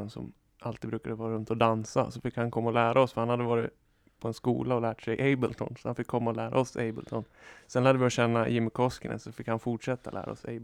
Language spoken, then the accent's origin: Swedish; Sandviken, Gävleborg County, Sweden; bara jag som är från Sandviken.